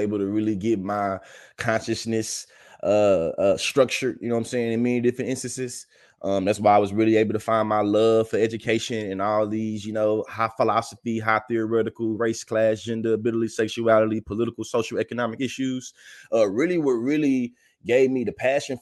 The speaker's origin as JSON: {"language": "English", "region": "Texas", "country": "United States", "tie": "born or raised there", "moved": "as an adult", "lives_now": "Oklahoma, United States", "said": "I live in Oklahoma. I was born and raised in Texas"}